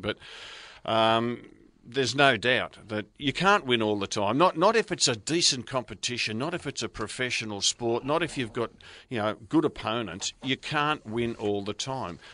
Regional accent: Brunswick, Victoria, Australia; moved away; I grew up in Brunswick

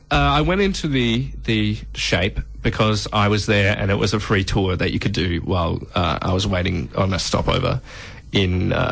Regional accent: Adelaide, South Australia, Australia; So I did meet an Aussie who told me that my accent uh, sounded like a, a, British accent because I was from Adelaide.

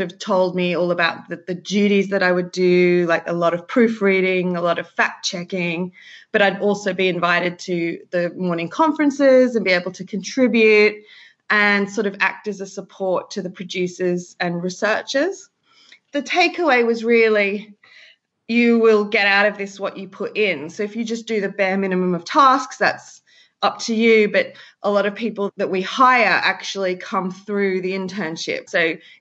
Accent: Sydney, New South Wales, Australia; moved away as an adult; now in London, United Kingdom; I'm from Sydney, Australia

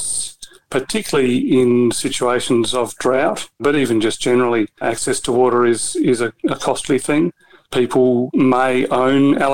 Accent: the Mallee, South Australia, Australia; I grew up in the Mallee, not far from the Riverland

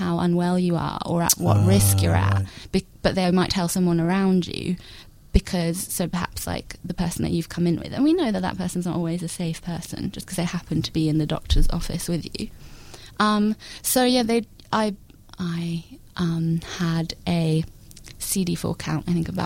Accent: London, United Kingdom; moved away as an adult; now in Melbourne, Australia; I grew up in London until I was 21.

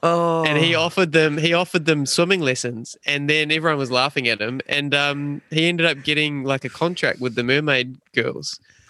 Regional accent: Wellington, New Zealand; So there's a gentleman's club in Wellington, in my hometown of Wellington

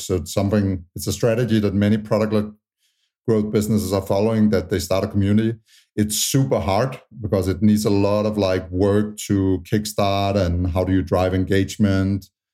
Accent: Tanzania; moved away; also born or lived in Utah; I was born in Tanzania

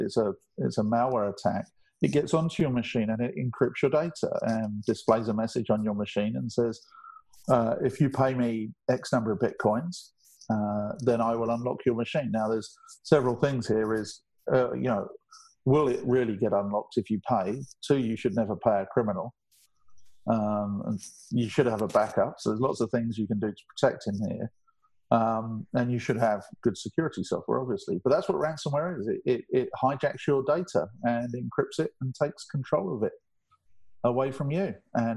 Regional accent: England, United Kingdom; I'm English.

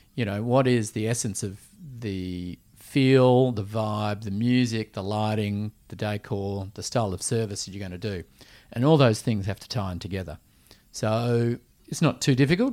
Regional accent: Perth, Western Australia, Australia; also born or lived in Switzerland / Vancouver, Canada / Sydney; growing up in Perth

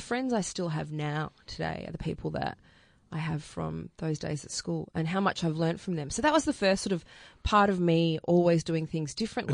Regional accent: Melbourne, Victoria, Australia; I grew up out in Wantowner South.

